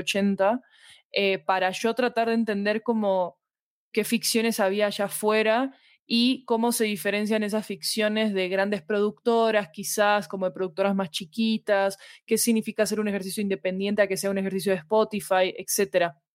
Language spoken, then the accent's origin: Spanish; Argentina; moved away as an adult; now in Colombia; soy argentina, vivo en Colombia desde hace 10 años